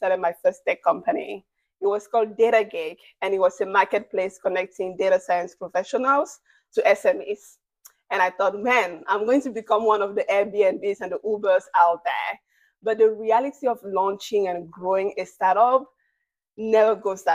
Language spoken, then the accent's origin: English; Cameroon; moved away as an adult; now in United States; I'm originally from Cameroon, out of Central Africa, and I moved to the United States 10 years ago